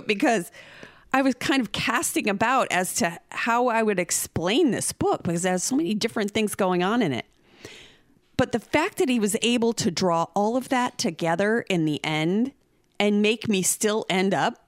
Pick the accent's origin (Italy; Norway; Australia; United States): United States; Oklahoma; we're from Oklahoma and Joe Exotic is from here